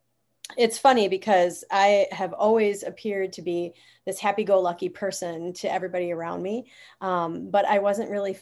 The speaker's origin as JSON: {"language": "English", "region": "Wisconsin", "country": "United States", "tie": "born or raised there", "said": "I grew up in Wisconsin, so I'm a Wisconsinite."}